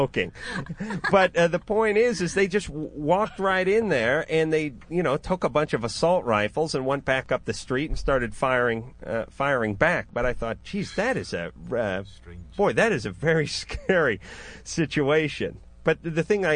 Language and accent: English; Los Angeles, California, United States; over here in my hometown of North Hollywood